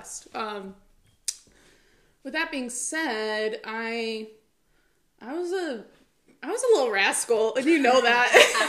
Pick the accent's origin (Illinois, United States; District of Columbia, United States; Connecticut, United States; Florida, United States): Illinois, United States; Chicago; I grew up in a little neighborhood in Chicago called Hegwisch. Mm-hmm. It was, growing up, it was kind of like a little melting pot in Chicago.